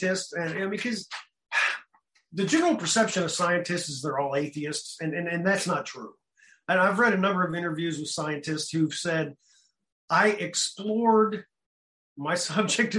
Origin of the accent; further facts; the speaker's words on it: United States; the Kansas City Star, which was our local big city newspaper